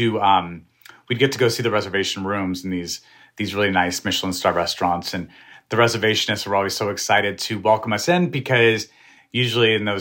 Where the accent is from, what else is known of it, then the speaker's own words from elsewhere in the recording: New Mexico, United States; I'm from New Mexico. We love the food we grew up eating.